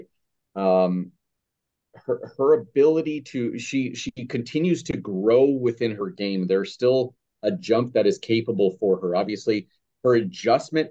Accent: United States; as an American here

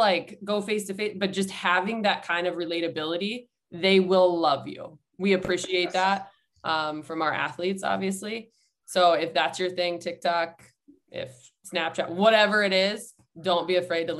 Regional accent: Ohio, United States; I am born and raised in Ohio. I grew up a Cleveland fan, still am to this day.

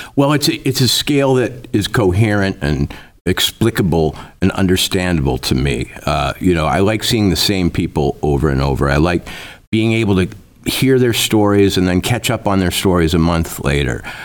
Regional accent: Minnesota, United States; also born or lived in Princeton / Oxford / New York City; now in Livingston, Montana, United States; I, I grew up in Minnesota

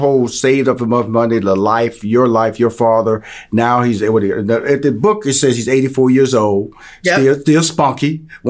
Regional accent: Houston, Texas, United States; I'm from Houston, Texas. So I have no humble beginnings.

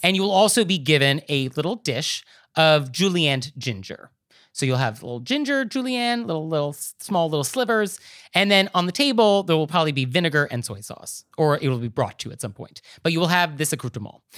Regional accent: New York, United States; as a New Yorker

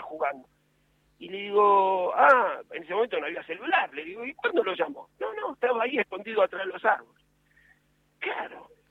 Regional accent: Buenos Aires, Argentina; yo nací en Lugano, eh, un barrio que, quiero mucho

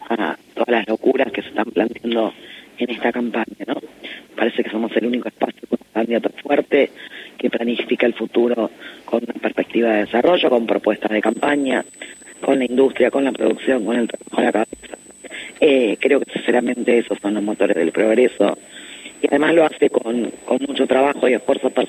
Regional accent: Buenos Aires Province, Argentina; La verdad que los bonaerenses estamos haciendo un trabajo muy intenso en estos días, barrio por barrio, casa por casa

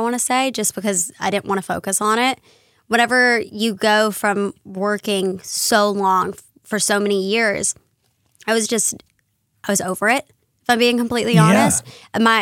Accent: North Carolina, United States; I grew up in North Carolina

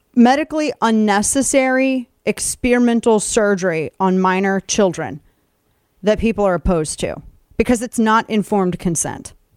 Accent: St. Louis, Missouri, United States; my hometown of St. Louis

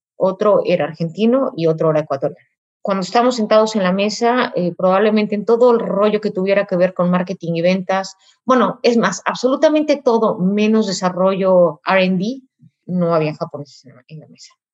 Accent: Mexico; first language Spanish; de mi país, de mi cultura

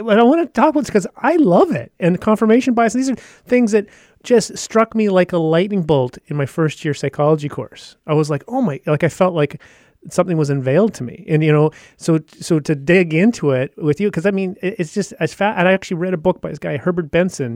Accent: Yukon, Canada; I've originally grew up in the Yukon

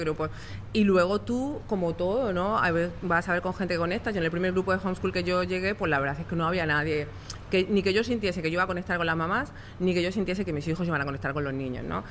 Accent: Spain; moved away; yo soy española

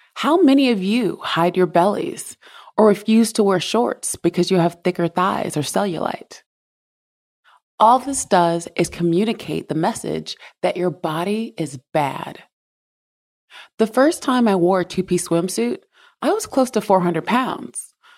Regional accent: South Carolina, United States; I grew up in South Carolina

